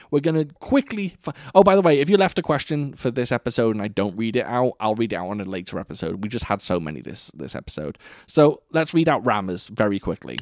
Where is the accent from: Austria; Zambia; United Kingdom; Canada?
United Kingdom; Wales; I am obviously Welsh